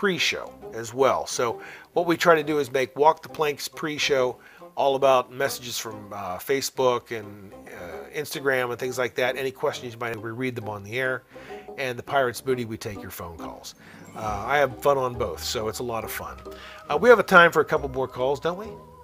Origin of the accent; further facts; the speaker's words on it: Washington, Pennsylvania, United States; my hometown audience of Washington, Pennsylvania